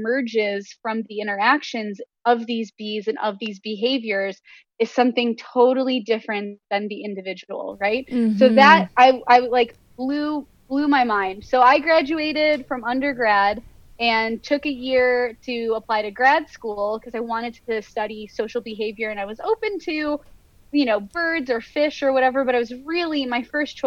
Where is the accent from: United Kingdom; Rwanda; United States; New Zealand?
United States; Western New York; I grew up in Western New York